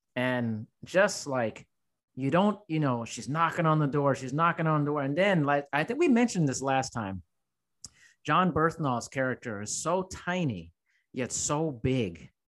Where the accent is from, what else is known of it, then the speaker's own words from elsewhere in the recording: United States; as an American